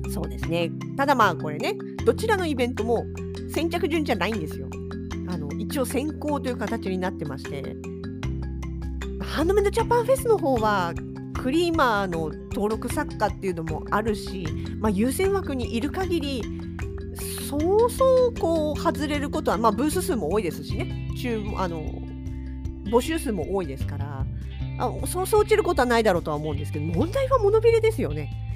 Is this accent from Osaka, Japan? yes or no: no; Yokohama, Kanagawa, Japan; now in Sapporo, Japan; 実家がまだ横浜にあります